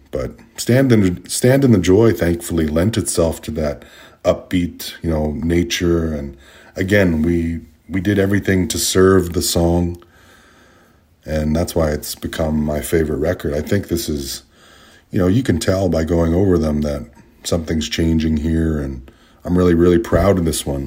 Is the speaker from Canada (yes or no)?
yes; Canada; of being Indigenous, of being Canadian